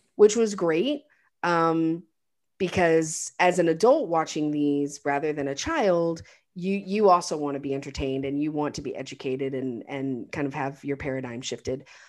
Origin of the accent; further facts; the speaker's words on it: United States; an American